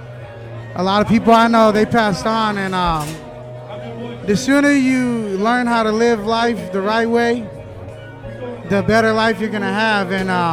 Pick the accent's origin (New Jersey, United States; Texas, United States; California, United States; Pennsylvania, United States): California, United States; Fresno; moved away as an adult; now in Southern California, United States; born and raised my whole life in the east side of Fresno.